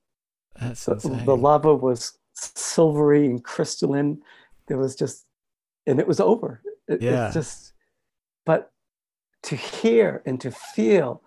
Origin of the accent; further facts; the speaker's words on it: Cambridge, Massachusetts, United States; moved away; I grew up in Cambridge, Massachusetts, and near Boston